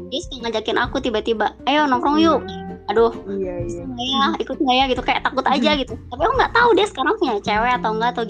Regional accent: Bandung, West Java, Indonesia; dari Bandung.

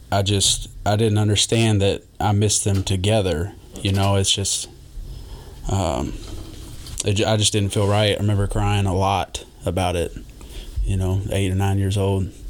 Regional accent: Jeffersontown, Kentucky, United States; also born or lived in Louisville; grew up in J Town, um, right behind uh, kind of the outs the outskirts of J Town.

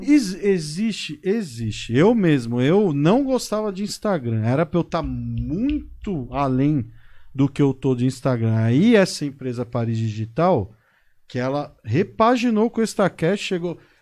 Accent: São Paulo, Brazil; moved away as an adult; now in Botucatu, Brazil; Nasci em São Paulo, paulistano da gema.

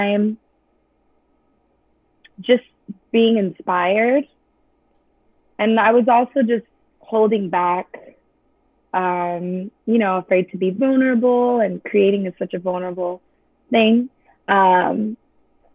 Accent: Chula Vista, California, United States; I'm from San Diego. Okay. Chula Vista, to be exact. And my manager came up with the idea to put CDs at my high school

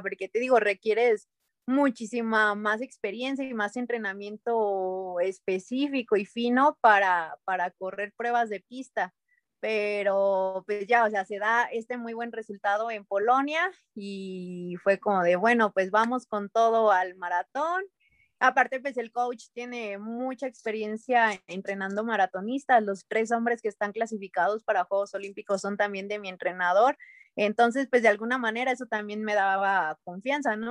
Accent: Mexico; como delegación mexicana

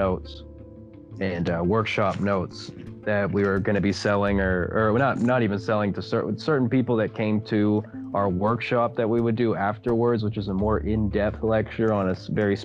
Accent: Tulsa, Oklahoma, United States; moved away; we went up to my hometown in Tulsa, Oklahoma

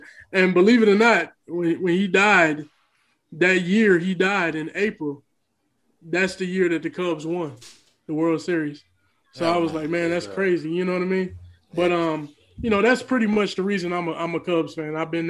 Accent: Chicago, Illinois, United States; I grew up on the South Side, of course, so technically I should be a Sox fan

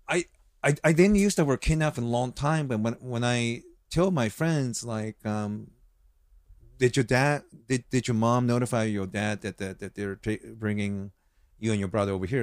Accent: United States; also born or lived in Osaka, Japan / Hawaii; I grew up here

